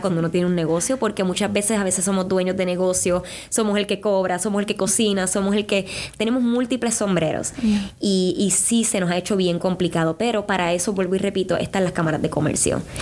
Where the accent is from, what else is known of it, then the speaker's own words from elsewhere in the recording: Puerto Rico; moved away as an adult; now in Indianapolis, United States; en Puerto Rico yo solía tener mi, mi pequeñito negocio de hacer flores